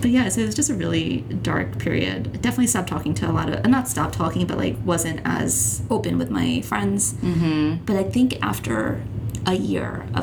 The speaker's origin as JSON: {"language": "English", "country": "India", "said": "I mean, so I'm I'm Indian, mm-hmm. and uh, I'm sure if any of your listeners are Indian as well"}